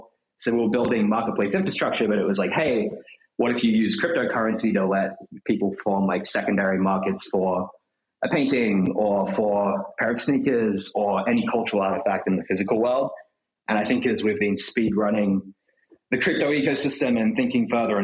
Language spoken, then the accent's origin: English; Australia; moved away as an adult; now in New York, United States; I'm from Australia originally